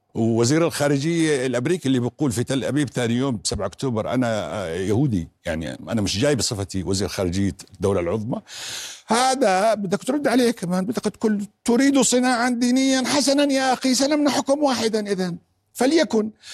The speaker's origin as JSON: {"language": "Arabic", "country": "Jordan", "said": "أنا كمواطن أردني"}